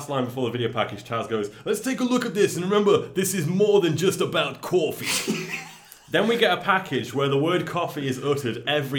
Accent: England, United Kingdom; I'm English

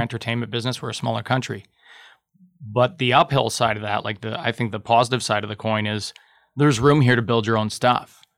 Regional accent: Thunder Bay, Ontario, Canada; I'm from Thunder Bay.

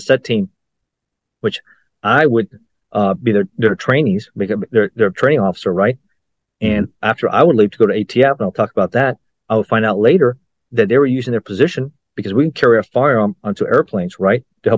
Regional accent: Miami, Florida, United States; also born or lived in Los Angeles, California; I was raised in, born in LA, Los Angeles, but raised in South Florida in Miami.

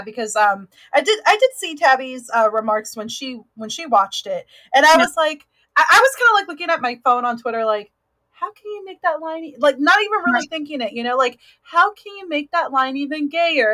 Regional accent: Oakland, California, United States; I grew up in Oakland

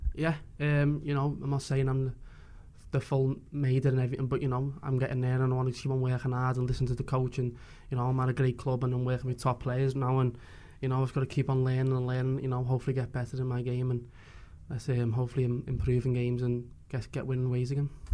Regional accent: Liverpool, North West England, United Kingdom; I'm from Liverpool myself

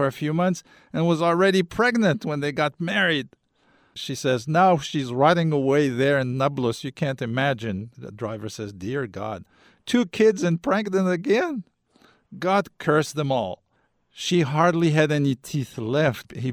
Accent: Algeria; I come from Algeria.

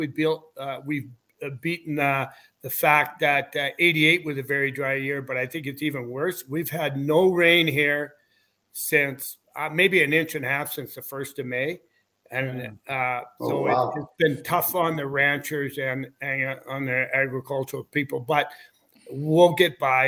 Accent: Weyburn, Saskatchewan, Canada; I grew up in Weyburn and I played my minor hockey there

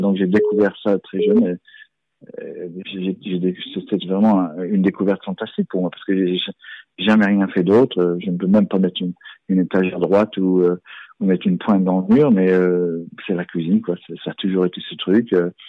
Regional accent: Strasbourg, Grand Est, France; moved away as an adult; now in England, United Kingdom; je suis né à, je suis né à Strasbourg

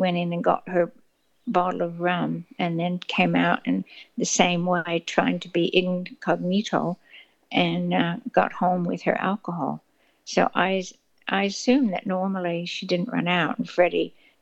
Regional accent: Carlisle, Pennsylvania, United States; also born or lived in Washington State / Bronx, New York / Rye, New York; we went to a suburb of New York, a commuter suburb called Rye, and we were there between my ages about 4 and 9. Then we went to Carlisle, Pennsylvania

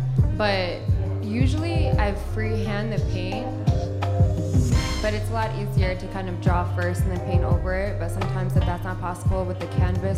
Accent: Long Island, New York, United States; On Long Island, so I asked it.

